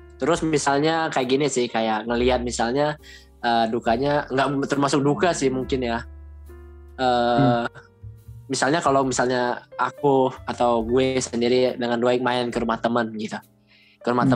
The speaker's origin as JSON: {"language": "Indonesian", "region": "Kalimantan", "country": "Indonesia", "moved": "as an adult", "said": "aku dari Kalimantan"}